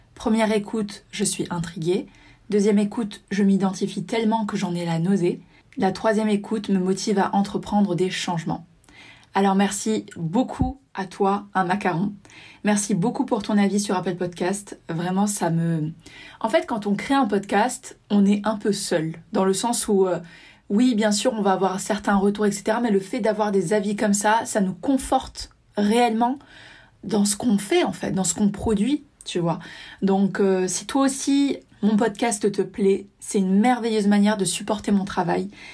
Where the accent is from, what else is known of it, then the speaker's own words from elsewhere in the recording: south of France, France; je viens du sud de la France